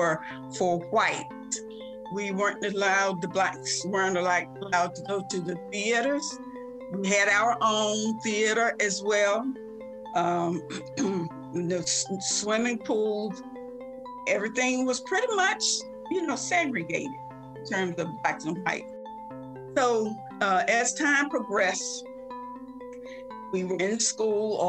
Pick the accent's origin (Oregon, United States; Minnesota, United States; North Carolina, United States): North Carolina, United States; Elizabeth City; now in Maryland, United States; My hometown is Elizabeth City, North Carolina, which is right on the northeast coast of the state of North Carolina